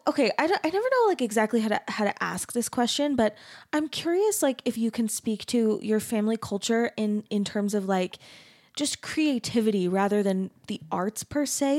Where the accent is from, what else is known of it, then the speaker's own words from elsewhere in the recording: Arizona, United States; I grew up in Arizona